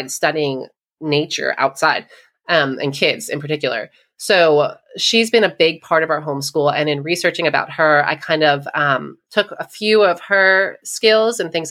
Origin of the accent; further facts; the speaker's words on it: New York, United States; I am from New York